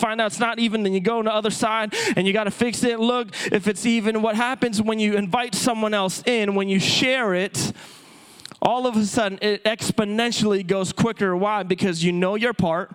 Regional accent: Philippines; moved away; as a native-born Filipino, I was born and raised in the Philippines.

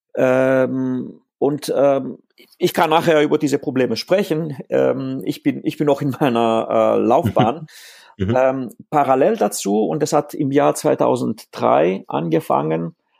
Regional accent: Greece; first language Greek; German is a second language; now in Stuttgart area, Germany; Ich bin in Griechenland aufgewachsen ähm, und ähm, hauptsächlich, ähm, also Griechisch ist eigentlich in dem Fall meine, meine Muttersprache

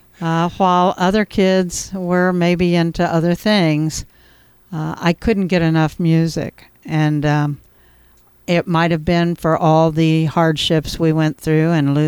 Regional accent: Cairo, Illinois, United States; also born or lived in Charleston / Murphysboro, Illinois; I grew up in Caro during my early years

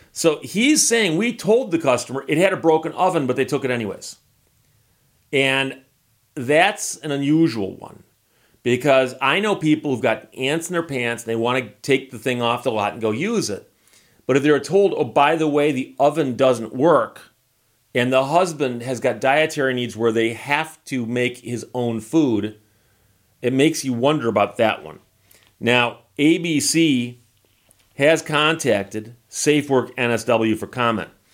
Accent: United States; accent: American; my accent to them probably is funny. It's got that funny American accent.

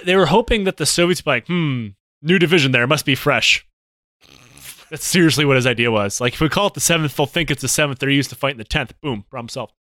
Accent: Detroit, Michigan, United States; in my hometown in the Detroit Auto Workers, uh, area

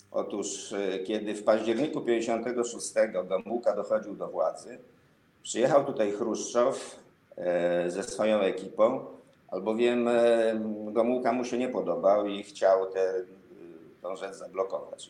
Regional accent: Żyrardów, Masovian Voivodeship, Poland; służącego do mszy w żyrardowskim kościele

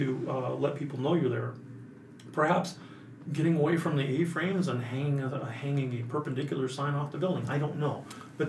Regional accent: Montana, United States; Because I've seen so many people that when I came from Montana, we had people up there that had settled in the 30s and had acreage and had a log house on acreage.

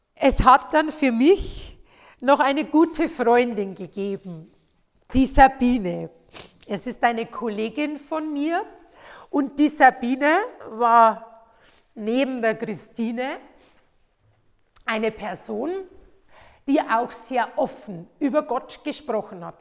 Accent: Bavaria, Germany; bei uns in Bayern

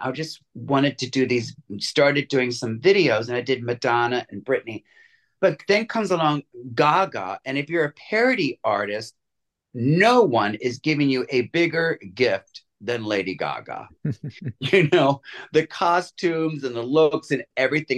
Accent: Baltimore, Maryland, United States; moved away; also born or lived in Los Angeles; growing up in Baltimore

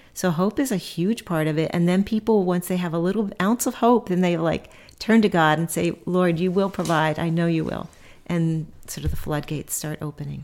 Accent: Philadelphia, Pennsylvania, United States; now in Cambridge, Nebraska, United States; I grew up in Philadelphia

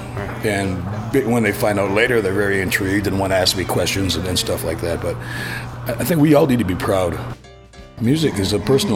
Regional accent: Six Nations Reserve, Southern Ontario, Canada; moved away as an adult; now in Vancouver, Canada; I'm from the Six Nations Reserve in Southern Ontario, a Mohawk turtle clan. And that's where I grew up for the first 45 years of my life

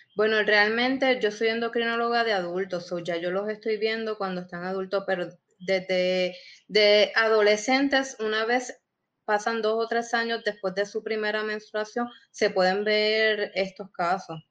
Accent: Puerto Rico; somos puertorriqueños

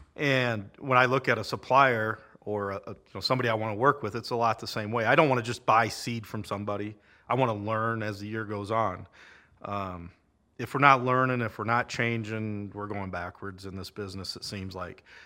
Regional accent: Lake City, Iowa, United States; moved away as an adult; also born or lived in central Nebraska; I grew up in Lake City and then, uh, moved away.

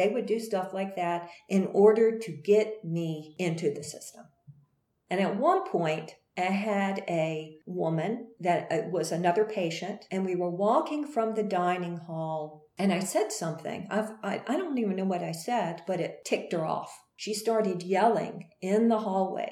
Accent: Greensboro, North Carolina, United States; went back to Greensboro, North Carolina, my home state

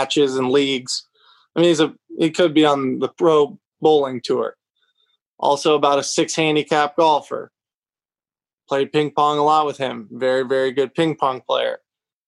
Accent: Lexington, Kentucky, United States; also born or lived in Nashville, Tennessee; I grew up in Lexington, which pure college town. I love it. Still live here

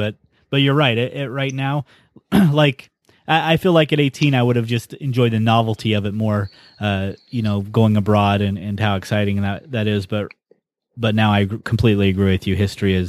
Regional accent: United States; also born or lived in Netherlands; I was born in Holland, military parents, or parent rather. So I lived there for a very short time, about 12 months, and I moved to the States.

